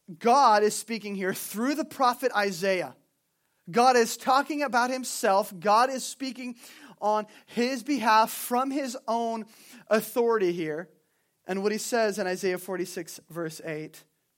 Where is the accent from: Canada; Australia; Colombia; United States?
United States; California; I was raised in Southern California, and there's a city there.